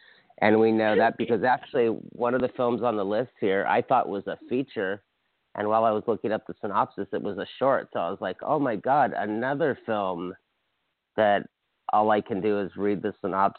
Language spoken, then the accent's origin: English; Hawaii, United States; I'm from Hawaii